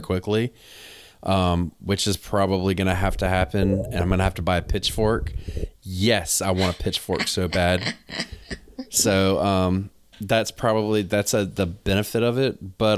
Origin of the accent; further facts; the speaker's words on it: North Carolina, United States; moved away as an adult; now in New England, United States; I'm from North Carolina